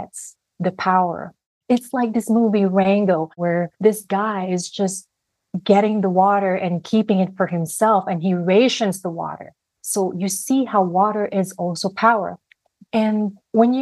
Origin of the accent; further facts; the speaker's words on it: Philippines; growing up in the Philippines, and when I was growing up, I was a student journalist